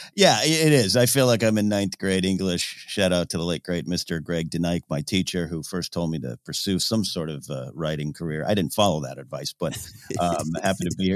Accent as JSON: {"language": "English", "town": "Pismo Beach", "region": "California", "country": "United States", "tie": "born or raised there", "said": "I grew up in Pismo Beach, I was playing on the sand dunes"}